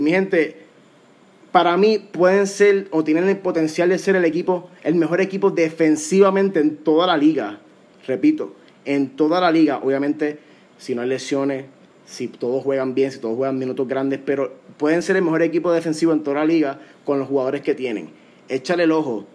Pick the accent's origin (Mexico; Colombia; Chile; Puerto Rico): Puerto Rico; como puertorriqueño